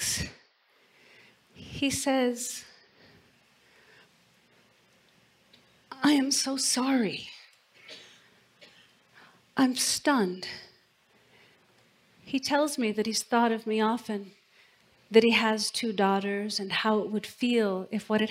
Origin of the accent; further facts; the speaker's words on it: Port Hadlock, Washington, United States; moved away; I've come back to my hometown to attend my granddad's funeral. I'm driving through the tiny town of my childhood, Port Hadlock